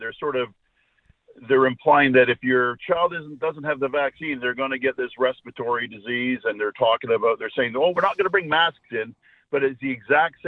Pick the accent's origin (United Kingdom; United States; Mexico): United Kingdom; Scotland; now in Vancouver, Canada; And I'm Scottish by birth